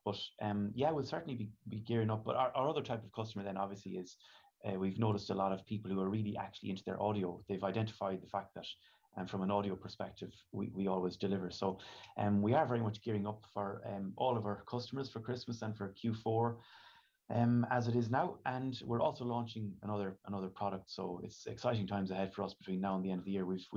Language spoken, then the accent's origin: English; Ireland; here in Ireland